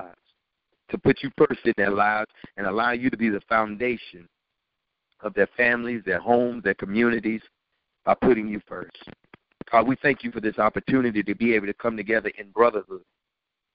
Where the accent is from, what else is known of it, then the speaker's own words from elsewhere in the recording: New York City, New York, United States; born and raised in Brooklyn, New York